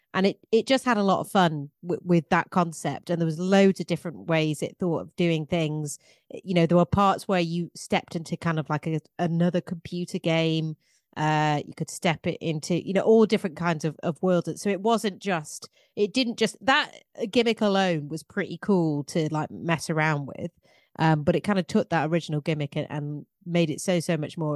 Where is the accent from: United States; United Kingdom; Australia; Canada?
United Kingdom; England; I'm English